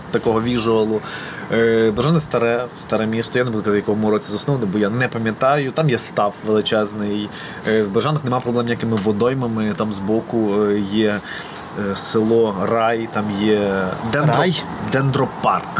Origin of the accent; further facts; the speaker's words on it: Berezhany, Ternopil Oblast, Ukraine; moved away as an adult; now in Lviv, Ukraine; в мене, окрім там дитячих спогадів, шкільних, в mm-hmm. мене ще і студентські спогади там